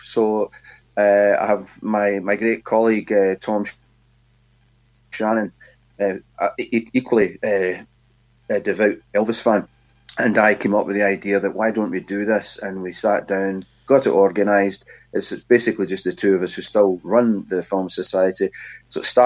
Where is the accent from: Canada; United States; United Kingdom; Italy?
United Kingdom; Glasgow, Scotland; I grew up where indeed I still live, really, in Glasgow in Scotland